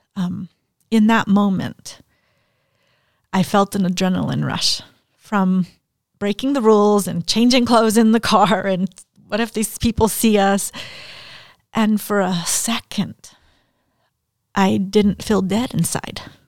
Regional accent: Mexico; now in Denton, United States; I had a Mexican birth certificate 'cause I was born in Mexico.

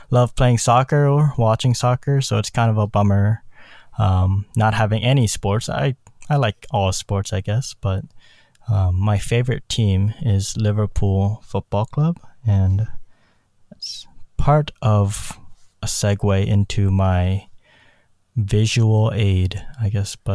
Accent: South Korea; born there; but that all came from my heritage. I was born in South Korea.

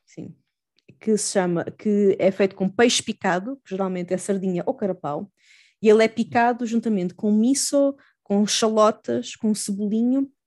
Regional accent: Almada / Lisbon area, Portugal; also born or lived in Chiba, Japan; a minha, a minha cidade natal

